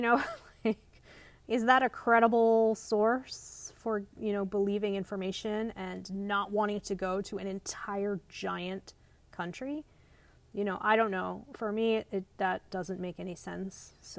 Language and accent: English; South Florida, United States; I'm from South Florida. There's a huge Israeli population. And my father is actually half Israeli.